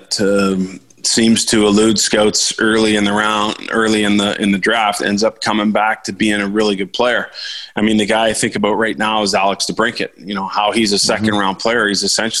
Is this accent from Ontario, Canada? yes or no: yes; Mississauga, Ontario, Canada; I grew up in Mississauga. I don't live there anymore